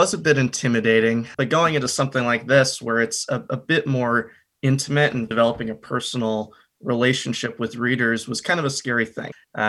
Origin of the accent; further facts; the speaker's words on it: Kansas City, Missouri, United States; also born or lived in Minneapolis; You know, originally, I'm from Kansas City. Most of the core of my family is from the Midwest originally.